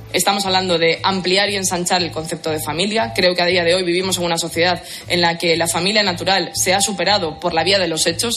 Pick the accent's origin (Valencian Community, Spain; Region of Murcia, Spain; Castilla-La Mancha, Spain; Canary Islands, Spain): Region of Murcia, Spain; Murcia; tengo 24 años, soy de Murcia y trabajo como camarera